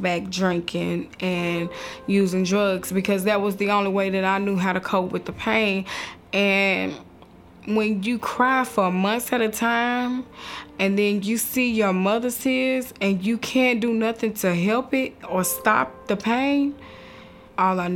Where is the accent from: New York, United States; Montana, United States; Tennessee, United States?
Tennessee, United States; Nashville; I grew up in Nashville, Tennessee, born and raised here